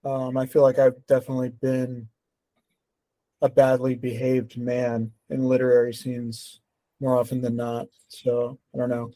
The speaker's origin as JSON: {"language": "English", "region": "Texas", "country": "United States", "said": "I'm from Texas"}